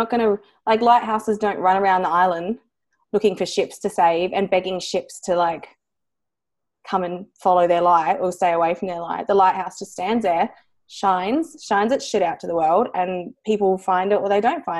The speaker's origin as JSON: {"language": "English", "town": "Adelaide", "region": "South Australia", "country": "Australia", "said": "I'm from Adelaide"}